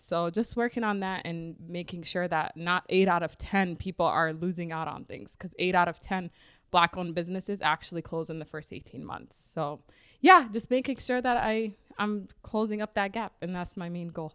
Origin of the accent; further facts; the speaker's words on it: Minnesota, United States; also born or lived in Rochester, Minnesota / Twin Cities, Minnesota; born and raised here in Minnesota. I was born in Rochester, Minnesota, and now I live in the Twin Cities